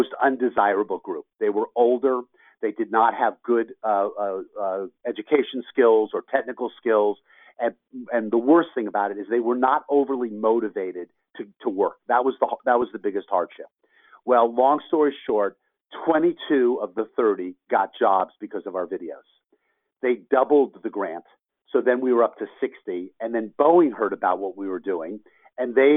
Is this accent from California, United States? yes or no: yes; Los Angeles, California, United States; I'm from Los Angeles, born and raised, and went to USC